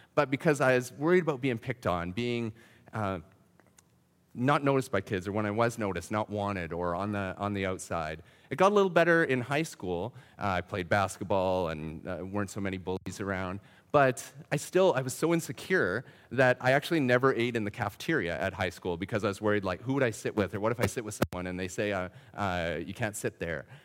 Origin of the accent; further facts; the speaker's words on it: Saskatchewan, Canada; I grew up in Saskatchewan